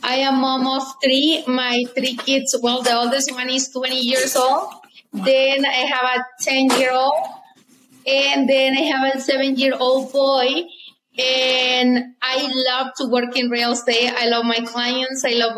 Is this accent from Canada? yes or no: no; Veracruz, Mexico; moved away as an adult; now in Utah, United States; I am from Mexico. I grew up in Mexico, and I have been here since 2004, so 18 years.